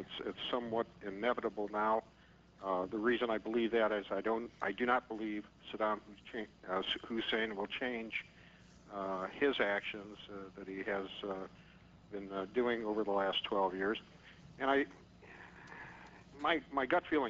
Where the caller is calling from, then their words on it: Minneapolis, Minnesota, United States; I'm calling from Minneapolis, Minnesota